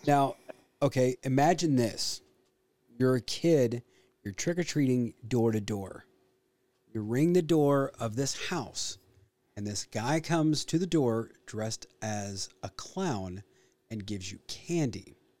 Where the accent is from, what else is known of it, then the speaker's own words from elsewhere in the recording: Illinois, United States; growing up in Illinois